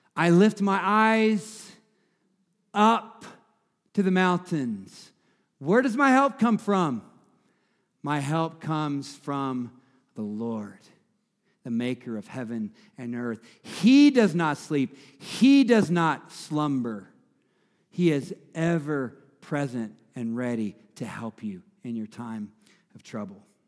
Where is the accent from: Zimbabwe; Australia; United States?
United States; the South; I'm from the South, so we say mama and grandmama